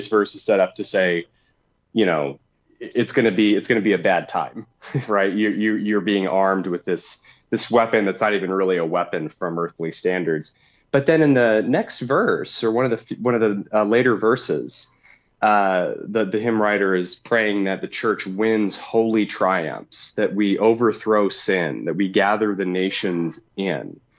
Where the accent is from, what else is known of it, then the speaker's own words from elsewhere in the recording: United States; as an American Christian